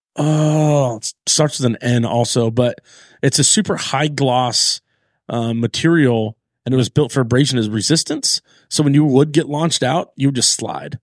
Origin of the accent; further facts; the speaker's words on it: Long Beach, California, United States; I'm from North Long Beach, California